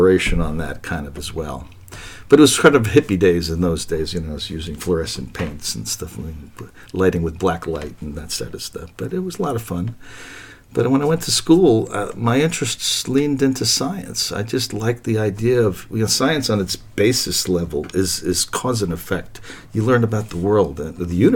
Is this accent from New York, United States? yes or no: yes; New York City, New York, United States; I grew up in New York City